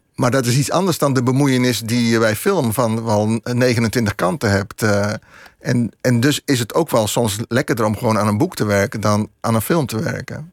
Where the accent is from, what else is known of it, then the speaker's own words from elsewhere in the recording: Vianen, Utrecht, Netherlands; ik ben opgegroeid in Vianen